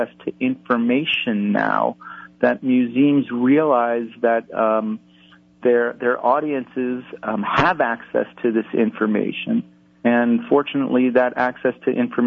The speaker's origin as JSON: {"language": "English", "town": "New York City", "region": "New York", "country": "United States", "tie": "born or raised there", "moved": "yes", "lives_now": "New Orleans, United States", "said": "I grew up in New York City"}